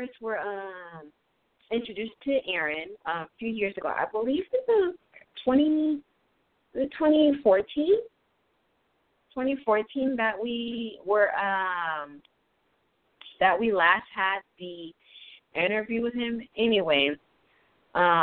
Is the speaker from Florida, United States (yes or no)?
yes; Palm Beach, Florida, United States; Florida, my hometown, Palm Beach.